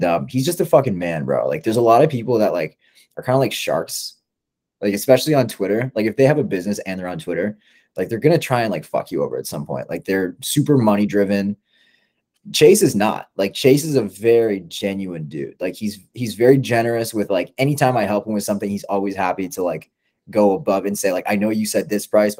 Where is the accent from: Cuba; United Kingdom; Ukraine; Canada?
Canada; I'm Canadian.